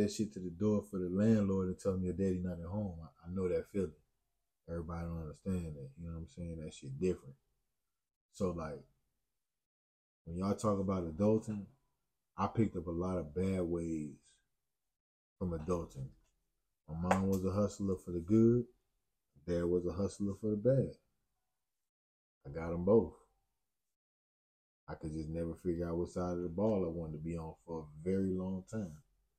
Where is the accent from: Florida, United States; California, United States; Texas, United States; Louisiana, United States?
Texas, United States; Killeen; also born or lived in Chicago; So, I grew up between Killeen and Chicago. I've been in both these cities. I've been here for 20 years. I've been in Chicago for almost 18 years. So, like, these both my homes.